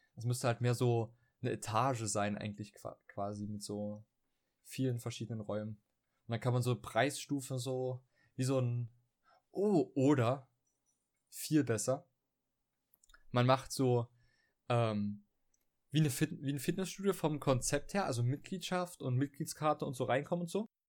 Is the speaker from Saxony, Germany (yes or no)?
yes; Dresden, Saxony, Germany; bei uns in Dresden